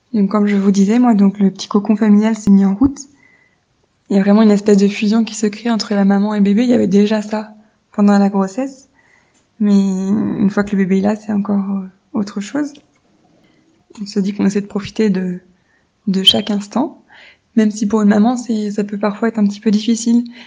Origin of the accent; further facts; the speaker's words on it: France; j'ai 28 ans et je suis française.